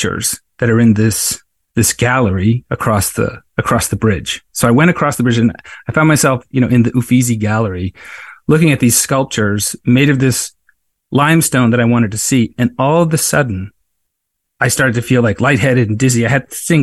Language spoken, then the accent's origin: English; Cape Cod, Massachusetts, United States; now in Nantucket, United States; I grew up on Cape Cod